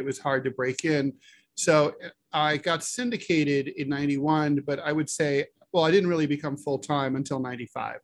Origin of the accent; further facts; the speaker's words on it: Dayton, Ohio, United States; moved away as an adult; also born or lived in New York City; I grew up in Dayton, Ohio, south of Dayton, Ohio